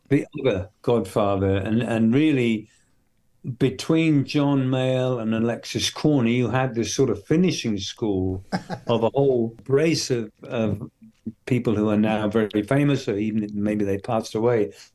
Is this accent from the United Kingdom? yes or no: yes; a very remote part of England, United Kingdom; also born or lived in London; I was born and raised in London, and then we moved to the country from. So from when I was about seven to seventeen, I've lived in this very remote part of England